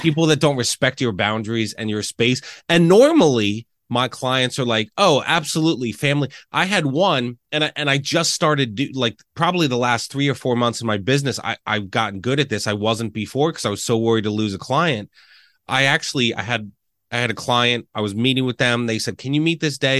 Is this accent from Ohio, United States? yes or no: no; Reading, Pennsylvania, United States; moved away as an adult; also born or lived in Lancaster, Pennsylvania; growing up in Reading, right, I moved here